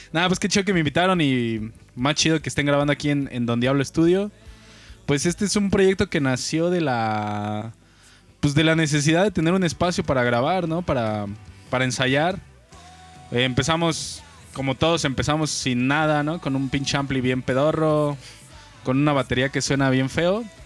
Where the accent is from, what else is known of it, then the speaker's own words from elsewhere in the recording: Mexico City, Mexico; now in Querétaro, Mexico; nacido un 22 de diciembre de 1998 en la bella ciudad de México.